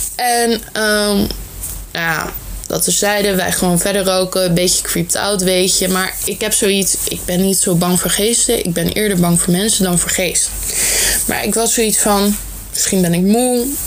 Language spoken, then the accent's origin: Dutch; Netherlands; Ik ben niet Vlaams, maar Nederlands. Dus alvast sorry voor mijn accent.